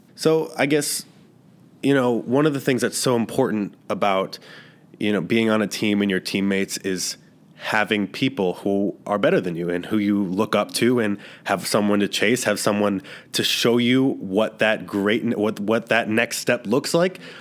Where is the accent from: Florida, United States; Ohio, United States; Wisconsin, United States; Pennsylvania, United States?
Ohio, United States; Cleveland; moved away; I'm from Cleveland, Ohio